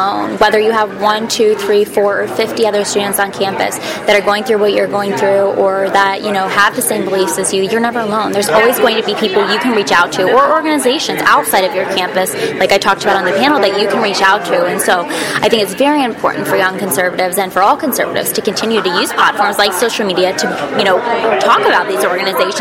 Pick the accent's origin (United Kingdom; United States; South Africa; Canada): United States; Midwest; I'm from the Midwest